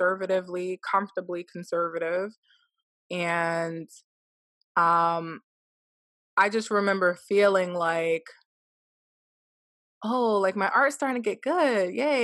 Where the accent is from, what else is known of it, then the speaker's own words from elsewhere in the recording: United States; growing up in the United States